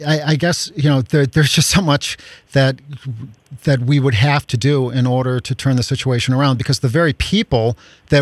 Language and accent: English; Chicago, Illinois, United States; I grew up Irish Catholic on the South Side of Chicago